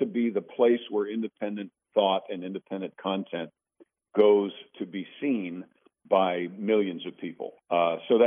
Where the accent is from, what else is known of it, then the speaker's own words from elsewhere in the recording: Mount Kisco, New York, United States; moved away; I'm from Mount Kisco, New York